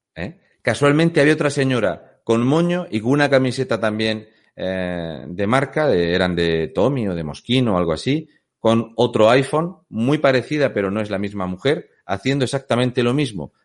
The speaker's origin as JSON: {"language": "Spanish", "town": "Fuente Álamo de Murcia", "region": "Region of Murcia", "country": "Spain", "said": "soy de Fuente Álamo de Murcia"}